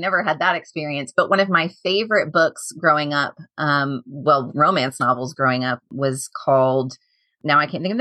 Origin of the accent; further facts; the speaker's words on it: the South, United States; I grew up in the South